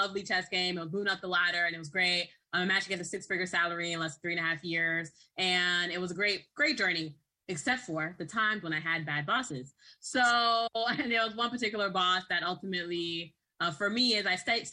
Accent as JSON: {"language": "English", "town": "New York City", "region": "New York", "country": "United States", "tie": "born or raised there", "also_born_or_lived": "Boston, Massachusetts", "said": "I was raised in Brooklyn, New York, and Boston, Massachusetts"}